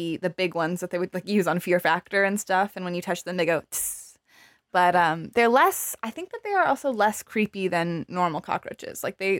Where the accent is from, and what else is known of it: Arizona, United States; born or raised there